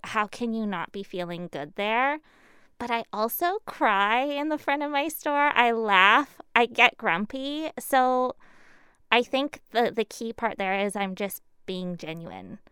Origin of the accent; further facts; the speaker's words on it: Surrey, British Columbia, Canada; also born or lived in Burnaby; until I was three, I was in Burnaby, I believe. Fraser Heights, somewhere over there. Uh, and then what they call South Surrey now, but it was Cloverdale, one eighty-fourth and twenty-nine A. Uh, I grew up in a big heritage farm